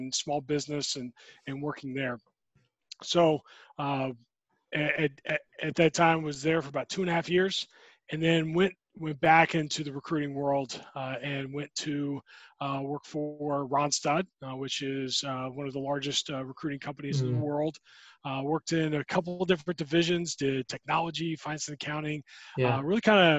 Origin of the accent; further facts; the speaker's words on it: Dunwoody, Georgia, United States; I'm a native Georgian. I grew up in Atlanta